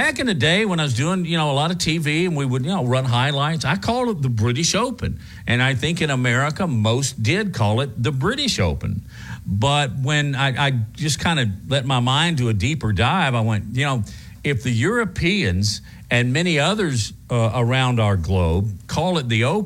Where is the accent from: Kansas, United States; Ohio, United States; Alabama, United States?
Alabama, United States; Huntsville; I grew up in Huntsville